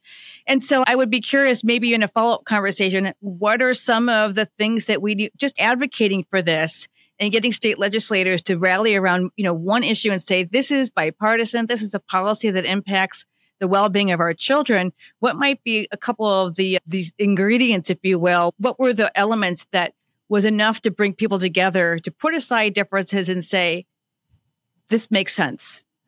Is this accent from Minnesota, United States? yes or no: yes; Minnesota, United States; my home state of Minnesota.